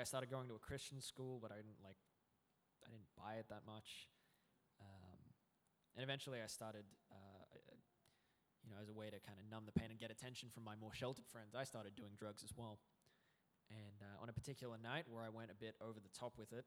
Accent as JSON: {"language": "English", "town": "Brisbane", "region": "Queensland", "country": "Australia", "tie": "born or raised there", "also_born_or_lived": "New South Wales", "said": "we moved from New South Wales to Brisbane, and ended up living with that grandma for a little bit"}